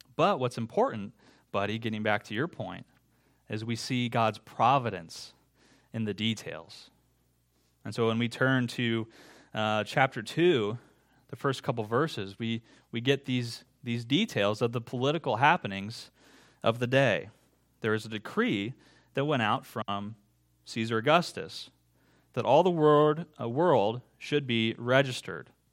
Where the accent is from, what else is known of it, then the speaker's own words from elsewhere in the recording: Iowa, United States; growing up in Iowa